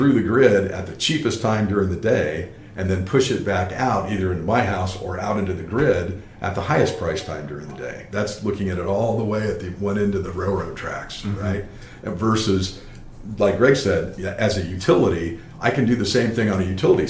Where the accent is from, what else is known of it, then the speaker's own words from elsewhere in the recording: California, United States; I grew up in California